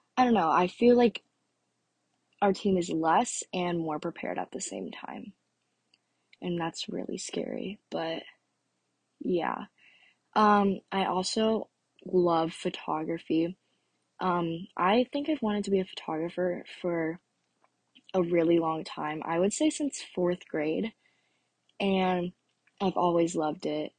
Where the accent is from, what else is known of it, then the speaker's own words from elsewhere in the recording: Orlando, Florida, United States; also born or lived in North Carolina; I was born in North Carolina, and I moved down here before I turned two. So, I have lived in Florida basically my whole life